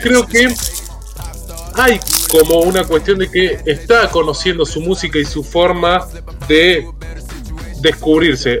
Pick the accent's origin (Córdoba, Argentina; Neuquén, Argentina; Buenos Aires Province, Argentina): Buenos Aires Province, Argentina; La Plata; yo soy platense